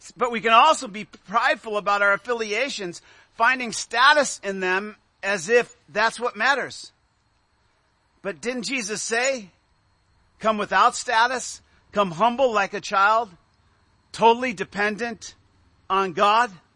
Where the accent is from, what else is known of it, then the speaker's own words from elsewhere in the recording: United States; as American Christians.